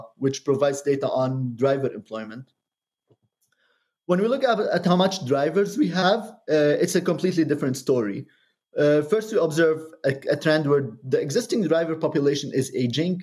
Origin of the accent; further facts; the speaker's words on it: Lebanon; moved away; also born or lived in Cambridge, Massachusetts; I'm originally from Lebanon, but Cambridge is the second home to me.